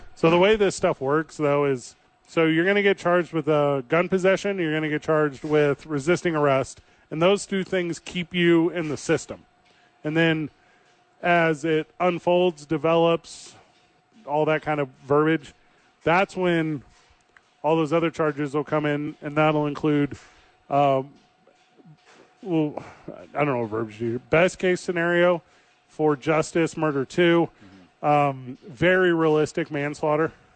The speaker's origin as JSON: {"language": "English", "town": "St. Louis", "region": "Missouri", "country": "United States", "tie": "born or raised there", "moved": "yes", "said": "this girl that I grew up with in my hometown of St. Louis, Missouri"}